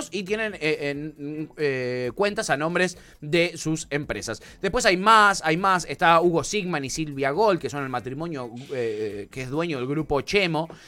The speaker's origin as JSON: {"language": "Spanish", "country": "Argentina", "said": "Somos argentinos, pero somos boludos."}